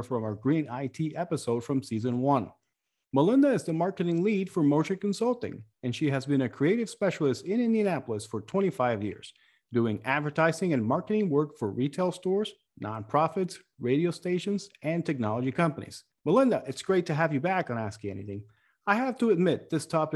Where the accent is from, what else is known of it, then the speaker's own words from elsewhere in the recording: Puerto Rico; moved away; I grew up in Puerto Rico, where we have a hot posh of cultures